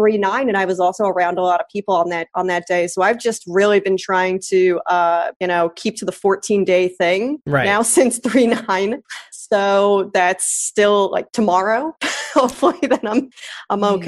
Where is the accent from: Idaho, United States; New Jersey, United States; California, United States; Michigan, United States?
New Jersey, United States; moved away as an adult; also born or lived in New York City; now in Los Angeles, United States; I grew up in Jersey